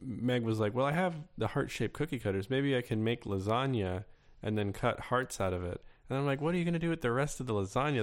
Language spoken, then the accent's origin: English; Florida, United States; I grew up in Florida